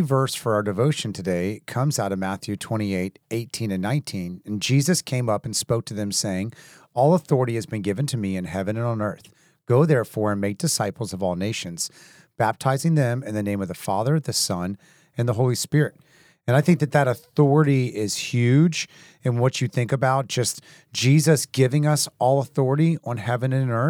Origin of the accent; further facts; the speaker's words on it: Haiti; me growing up in Haiti and places